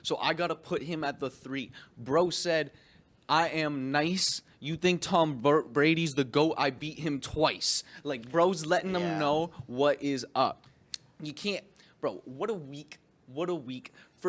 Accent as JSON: {"language": "English", "town": "Windsor", "region": "Ontario", "country": "Canada", "said": "Now we are from Windsor. {S1} Yeah. {S0} All right. We're Canadians."}